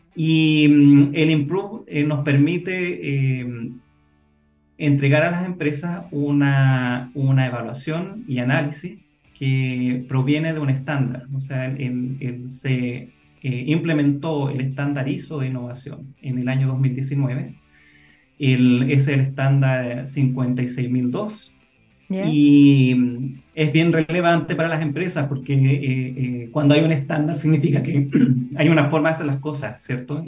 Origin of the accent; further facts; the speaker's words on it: Chile; nosotros como chilenos estamos en un país que bastante aislado